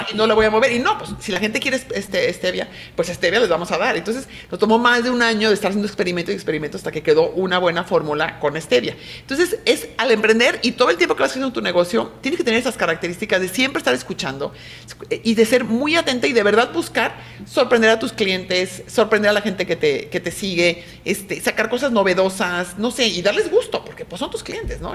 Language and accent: Spanish; Mexico; soy una mujer mexicana, súper orgullosa de ser mexicana